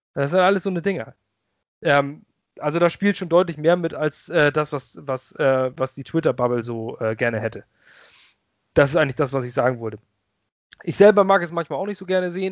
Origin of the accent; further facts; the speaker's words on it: Lübeck, Schleswig-Holstein, Germany; moved away as an adult; now in Ratzeburg, Germany; Ich bin ursprünglich Lübecker. Ich komme aus Lübeck. Ich liebe diese Stadt. Ich bin da groß geworden